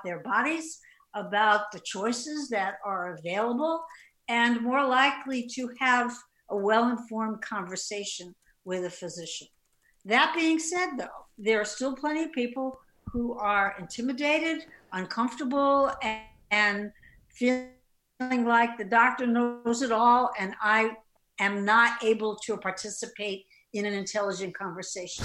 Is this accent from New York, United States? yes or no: yes; New York City, New York, United States; now in Asheville, United States; Originally, many years ago, Brooklyn.